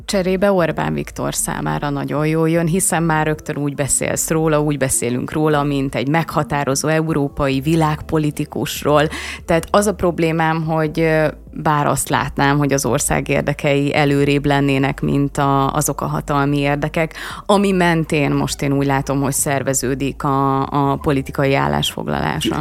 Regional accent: Hungary; mint magyar állampolgár

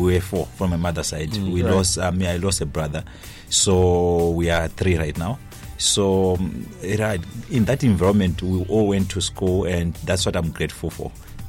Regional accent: Nyanga, Manicaland, Zimbabwe; Yes, it's okay. Nyanga South.

